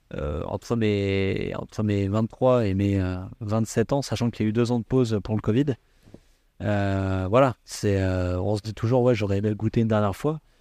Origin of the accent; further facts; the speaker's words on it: Valbonne, Provence-Alpes-Côte d'Azur, France; moved away as an adult; also born or lived in Cannes / Le Cannet-Rocheville; j'ai une jeunesse à Valbonne